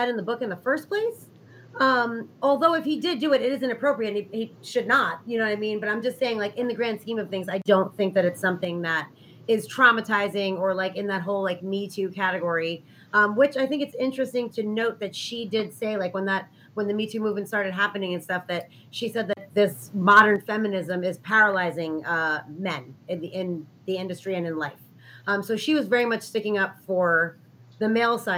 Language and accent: English; New York, United States; I grew up in New York